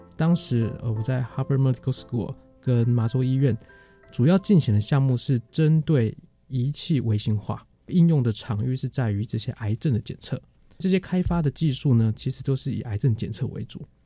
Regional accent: Taiwan; also born or lived in Boston, US (Harvard); 以前在台湾我们念书的时候

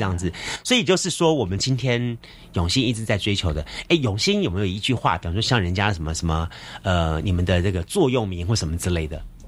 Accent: Taiwan; 我们是台湾人嘛

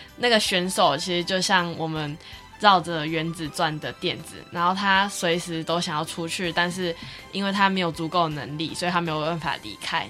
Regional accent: Kaohsiung, Taiwan; 我是高雄人

